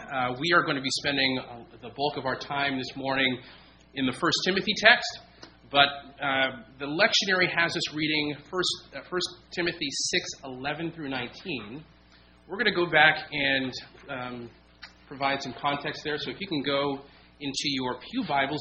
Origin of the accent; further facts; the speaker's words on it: San Diego, California, United States; moved away as an adult; also born or lived in Virginia; now in Chesterfield, United States; I come from San Diego, California. That is home base for us